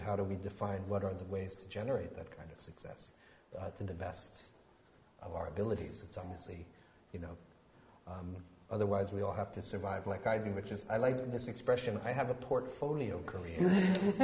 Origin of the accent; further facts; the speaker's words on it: United States; moved away as an adult; now in United Kingdom; I come from the United States